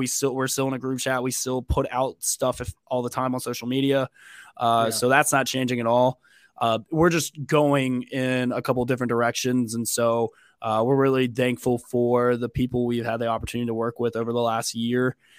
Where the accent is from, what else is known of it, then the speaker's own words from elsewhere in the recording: Mobile, Alabama, United States; But I grew up in Mobile, Alabama.